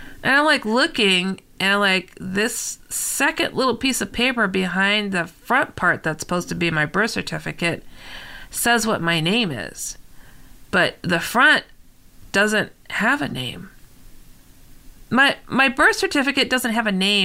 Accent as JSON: {"language": "English", "town": "San Francisco", "region": "California", "country": "United States", "tie": "born or raised there", "said": "I was born in San Francisco"}